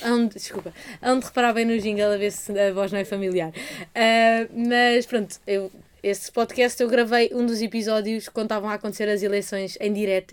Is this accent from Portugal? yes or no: yes; Portugal; português, de Portugal